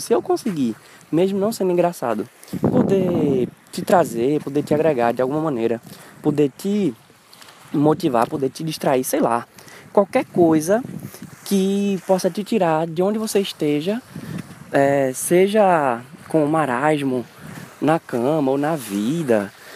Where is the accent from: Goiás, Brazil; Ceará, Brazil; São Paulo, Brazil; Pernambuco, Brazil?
Pernambuco, Brazil